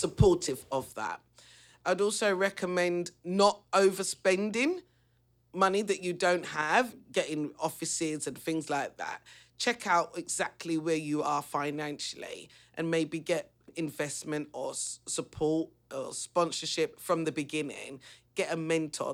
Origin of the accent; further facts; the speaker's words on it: London, United Kingdom; I come from the East End. I'm not gonna deny my roots.